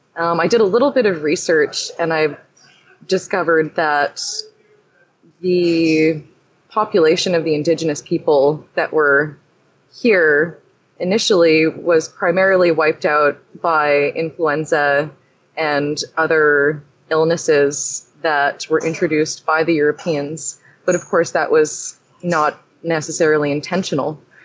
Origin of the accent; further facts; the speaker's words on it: Canada; I'm from Canada. I was born in Canada